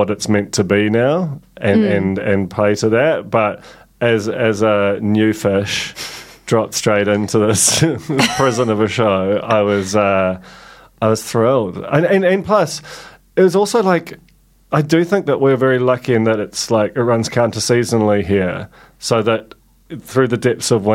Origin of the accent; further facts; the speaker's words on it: England, United Kingdom; I am English too